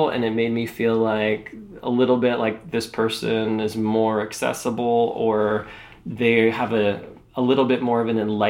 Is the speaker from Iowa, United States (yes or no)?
yes; Iowa, United States; moved away; also born or lived in Nevada; I grew up in Iowa in a small industrial town